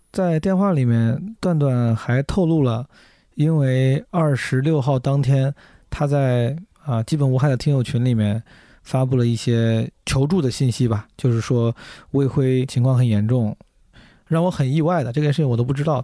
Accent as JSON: {"language": "Chinese", "region": "Henan", "country": "China", "tie": "born or raised there", "said": "我的家乡河呢"}